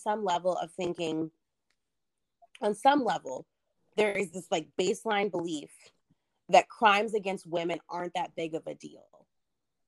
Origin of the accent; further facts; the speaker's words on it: the South, United States; born and raised in the South